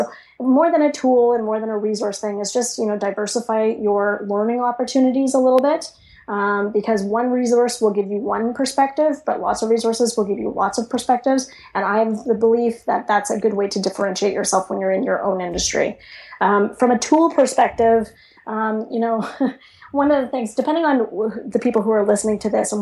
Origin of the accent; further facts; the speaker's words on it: Canada; I'm Canadian